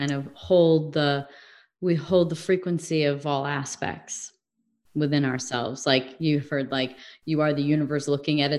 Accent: Midwest, United States; also born or lived in England / California; now in Arizona, United States; if i lived in england for a while i grew up in the Midwest. I lived sort of in the South.

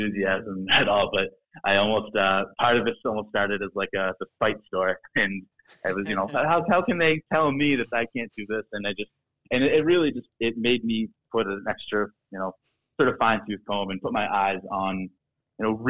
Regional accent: Boston, Massachusetts, United States; accent: Boston; Born and bred in Boston, Mass. If you couldn't tell by the accent a little bit

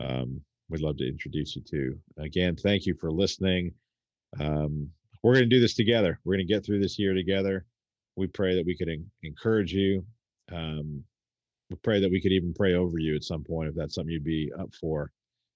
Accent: United States; as an American people

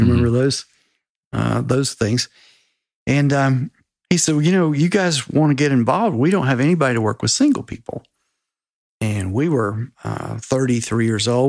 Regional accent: Spartanburg, South Carolina, United States; I grew up in Spartanburg, South Carolina

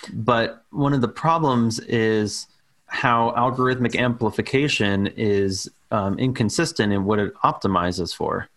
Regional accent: New York City, New York, United States; born and raised on Staten Island in New York

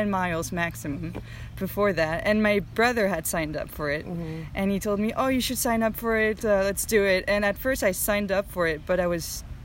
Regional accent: France; I'm from France

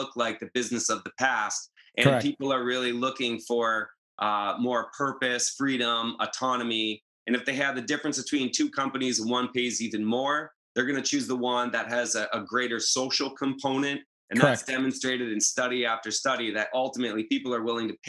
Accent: New Hampshire, United States; also born or lived in Maine; now in Southern California, United States; I'm from New Hampshire, from a town founded in 1623, up in a farm

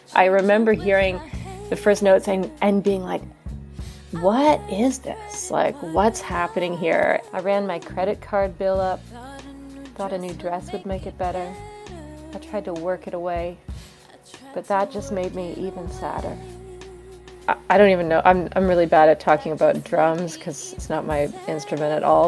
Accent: Vancouver, British Columbia, Canada; moved away as an adult; now in Cambridge, United States; I live in Cambridge, Massachusetts, uh, but I'm from Vancouver, Canada.

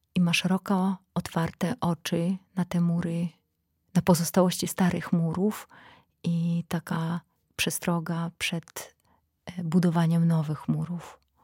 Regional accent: Belarus; Polish is a second language; moved away as an adult; now in Poland; będąc Białorusinką

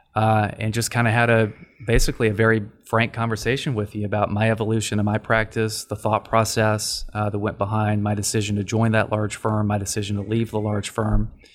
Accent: Dallas, Texas, United States; moved away as an adult; also born or lived in Washington, D.C.; born and raised in Dallas

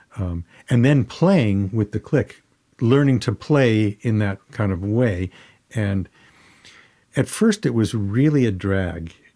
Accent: Detroit, Michigan, United States; moved away; I grew up in Detroit and, uh, around great Motown artists.

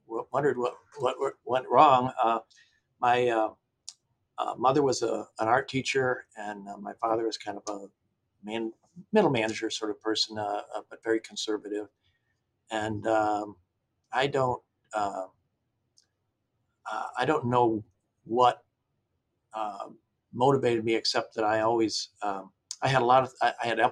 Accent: Ann Arbor, Michigan, United States; I grew up in Ann Arbor, Michigan, which was a pretty liberal, non-business sort of place

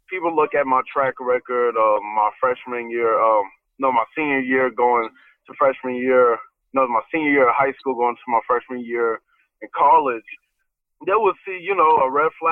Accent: Atlanta, Georgia, United States; most of them have something to do with my hometown. Which will be the 404. I put the Olympic rings because in 1996 in Centennial Park was the Olympics in Atlanta, Georgia. Grady Hospital was where I was born

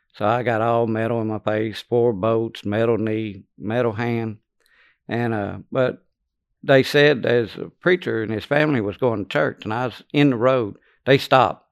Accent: Louisiana, United States; born or raised there; also born or lived in Lake Charles, Louisiana

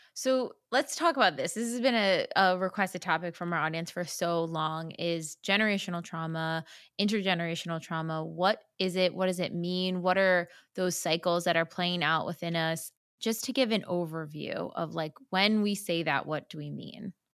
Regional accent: New Jersey, United States; I'm from Jersey as well

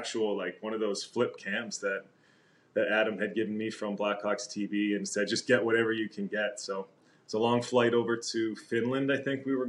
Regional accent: Calgary, Alberta, Canada; also born or lived in Winnipeg; I was born in Winnipeg, where Taser was born. Duncan Keith was born there as well. So a bunch of guys came out of Winnipeg. But at the age of two, I think our family moved to Calgary for the 80s and spent the 1980s here in Calgary

